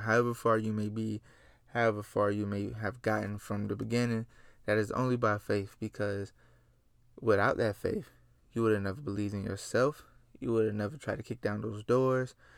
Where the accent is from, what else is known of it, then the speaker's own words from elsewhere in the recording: Gainesville, Florida, United States; I come from Gainesville, Florida. three five two, stand up. That's my home city, and I'm proud of it